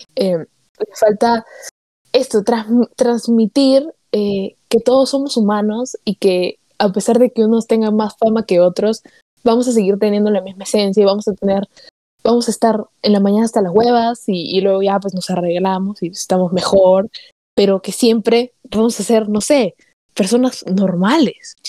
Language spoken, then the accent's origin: Spanish; Peru; moved away; I'm Peruvian no, o sea, porque soy peruvian